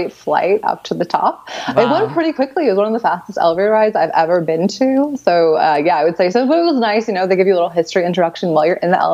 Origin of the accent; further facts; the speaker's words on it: United States; I'm from America